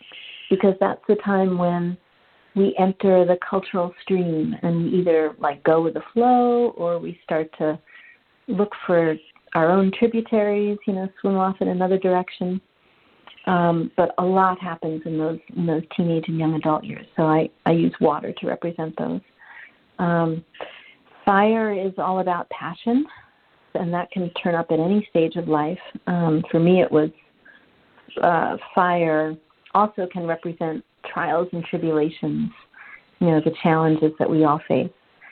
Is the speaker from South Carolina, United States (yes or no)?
no; Manhattan, New York, United States; which was really difficult for me because I grew up in Manhattan, like I said.